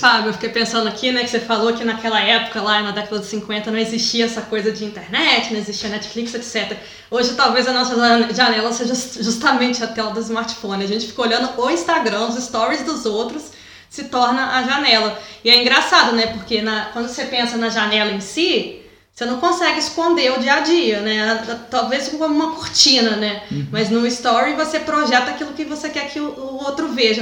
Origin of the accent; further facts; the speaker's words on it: Juiz de Fora, Minas Gerais, Brazil; moved away; se eu tivesse talvez morando em Juiz de Fora, que é onde é a minha cidade natal